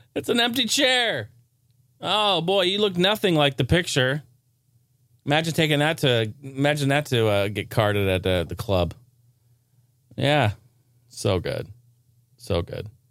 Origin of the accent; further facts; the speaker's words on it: Oregon, United States; Not necessarily my stomping grounds, but my, my home state